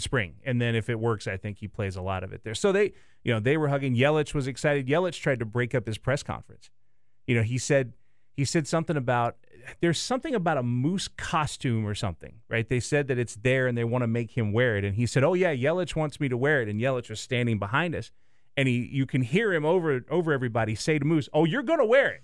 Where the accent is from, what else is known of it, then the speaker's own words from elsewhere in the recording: the South, United States; now in Milwaukee, United States; I grew up in the South